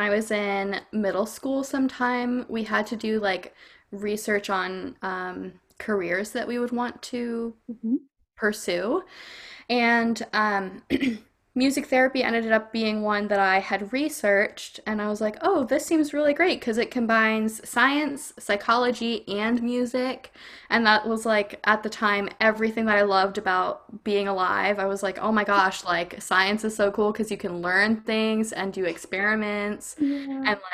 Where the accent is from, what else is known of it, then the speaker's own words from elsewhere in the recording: Hershey, Pennsylvania, United States; also born or lived in New York / Houston, Texas; I grew up in Hershey, Pennsylvania, and I before then lived in New York, and before then I lived in Houston